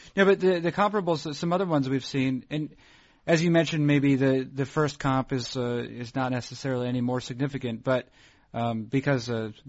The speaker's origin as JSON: {"language": "English", "region": "New England", "country": "United States", "accent": "American Northeast", "said": "I am from New England, but I do not. Maybe some things, you know, around certain people, but no, it's generally it's an American accent, maybe American Northeast generally"}